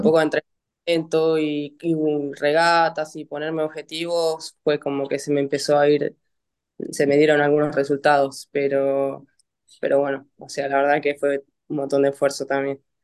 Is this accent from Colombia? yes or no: no; Vicente López, Buenos Aires Province, Argentina; soy acá de Buenos Aires, de Vicente López, y entreno en el ICO